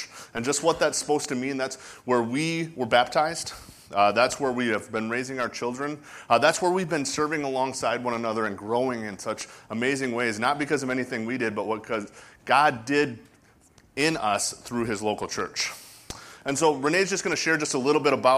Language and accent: English; Lake Mills, Wisconsin, United States; We grew up in Lake Mills.